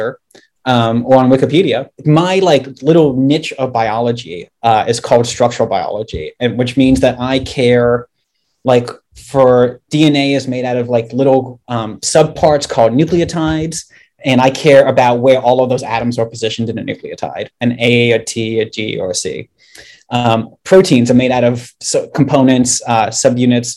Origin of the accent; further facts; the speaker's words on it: just outside Washington, D.C., Maryland, United States; So I grew up in Maryland and I grew up like just outside of Washington, D.C.